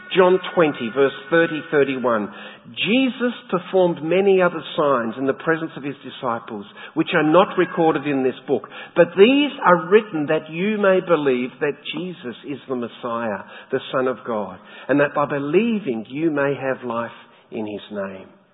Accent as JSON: {"language": "English", "region": "Tasmania", "country": "Australia", "tie": "born or raised there", "moved": "yes", "said": "my home state in Tassie"}